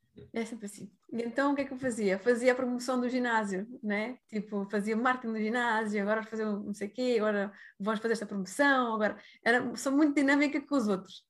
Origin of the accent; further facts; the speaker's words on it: Algarve, Portugal; moved away; also born or lived in India; Neste momento estou no Algarve, uh, lá para Pentelolé, que é a minha terra que eu nasci, e decidi voltar outra vez para cá, para as origens